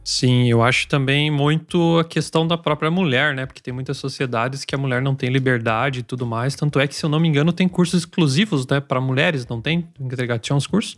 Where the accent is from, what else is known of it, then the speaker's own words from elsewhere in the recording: Brazil; now in Germany; como brasileiros